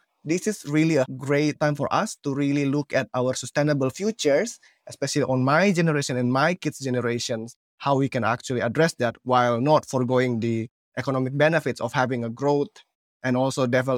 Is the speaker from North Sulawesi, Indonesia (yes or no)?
no; Palu, Central Sulawesi, Indonesia; English is a second language; Many people don't know this, that I'm actually coming from Sulawesi in Palu, and I've been moving around from communities to communities.